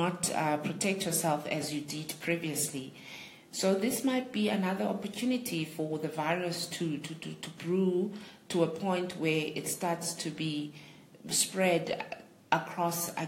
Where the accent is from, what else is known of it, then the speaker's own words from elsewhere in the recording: Ntabankulu, Eastern Cape, South Africa; Ngumxhosa, and my tribe, tribe yamaMpondo, and I'm from the Eastern Cape, in a town called Untabankulu, and that's where my heritage is